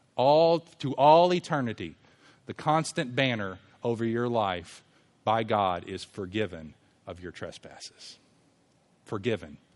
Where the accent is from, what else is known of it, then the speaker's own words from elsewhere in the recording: Louisville, Kentucky, United States; we lived in a neighborhood when I was growing up in Louisville